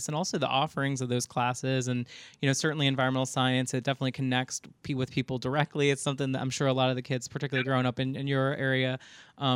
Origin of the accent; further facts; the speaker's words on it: South Louisiana, United States; growing up in South Louisiana, hearing the stories from your mama and your papa about that hurricane